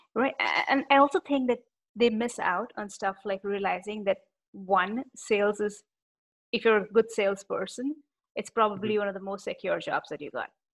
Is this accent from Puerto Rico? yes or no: no; India; being an Indian